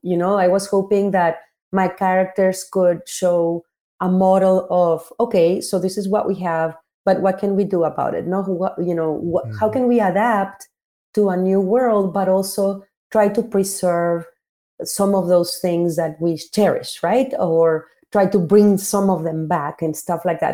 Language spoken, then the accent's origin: English; Mexico; I had two parts of my growing up in Mexico.